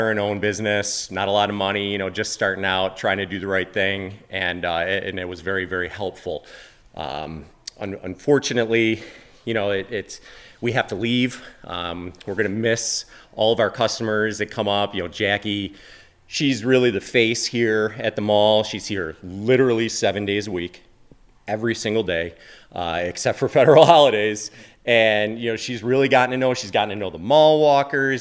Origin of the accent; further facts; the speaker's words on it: East Aurora, New York, United States; I grew up in East Aurora, born and raised